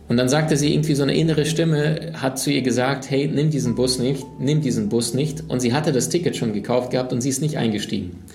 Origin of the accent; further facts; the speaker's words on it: Siberia, Russia; born there; Ähm, meine Oma lebt in Sibirien. Ähm, deswegen auch, ich bin in Sibirien geboren.